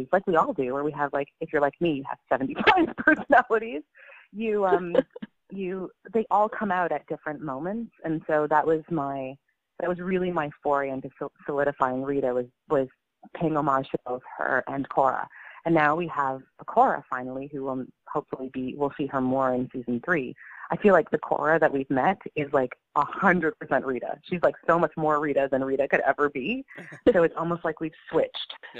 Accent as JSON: {"language": "English", "country": "Canada", "said": "I'm Canadian"}